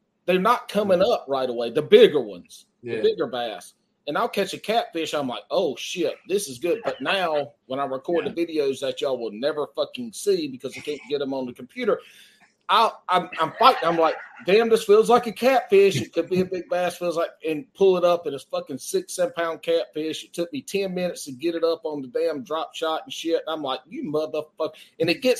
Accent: the South, United States; I'm from the South

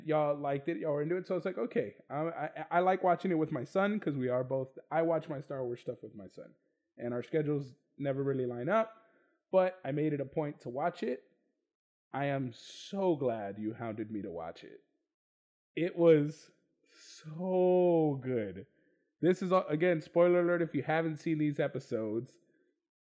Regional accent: Texas, United States; I'm from Texas

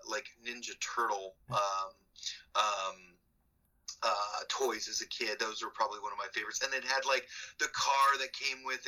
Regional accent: Bloomington, Indiana, United States; When I moved from Bloomington or from Indianapolis to Bloomington

